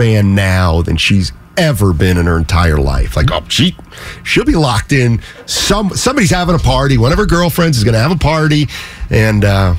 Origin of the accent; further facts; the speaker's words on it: Reading, Pennsylvania, United States; moved away; I grew up in Reading. I was a Philadelphia Phillies fan.